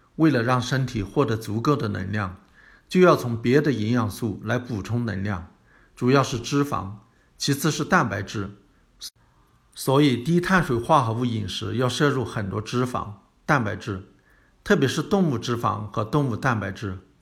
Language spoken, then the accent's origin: Chinese; China; 我们中国人